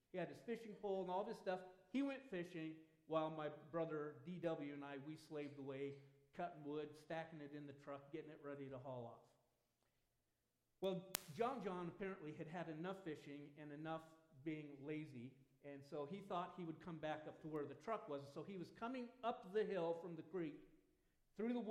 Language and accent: English; Southern Oregon, United States; When I was a kid growing up in Southern Oregon